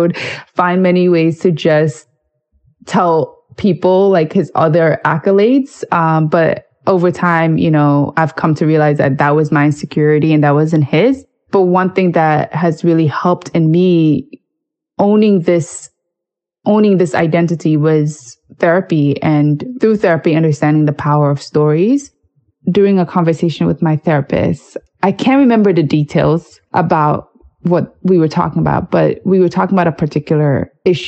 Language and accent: English; New York City, New York, United States; growing up in New York City